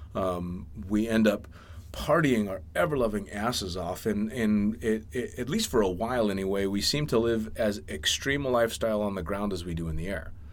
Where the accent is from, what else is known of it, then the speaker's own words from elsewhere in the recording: United States; I was born and raised in the States